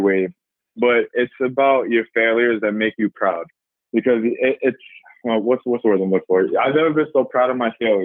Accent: New York City, New York, United States; I'm from Staten Island, New York

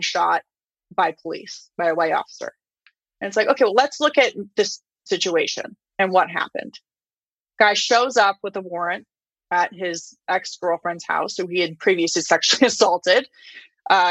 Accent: Flagstaff, Arizona, United States; my hometown of Flagstaff

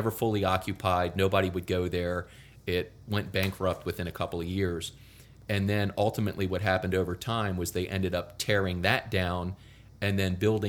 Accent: Rockville, Maryland, United States; now in Des Moines, United States; I'm from Rockville, Maryland

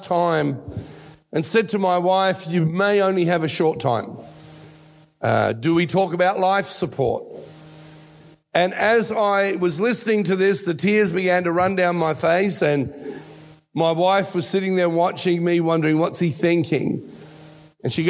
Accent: Australia; accent: Australian; also born or lived in Italy; he came to Australia from Italy with us, with me. I'm an only child, in 1960. I was 4 years old, and I have taken on the accent of Australia

